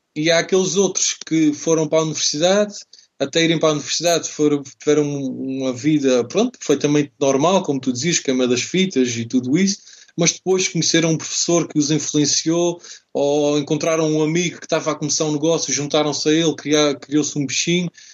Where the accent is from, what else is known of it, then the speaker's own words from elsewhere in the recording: Azores, Portugal; Eu, eu nasci, nasci nos Açores, adoro aquela, aquela terra, aquela região